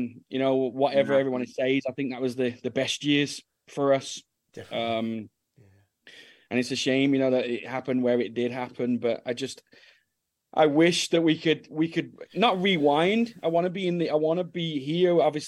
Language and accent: English; England, United Kingdom; moved away as an adult; also born or lived in Norway; now in Dallas, United States; as an English boy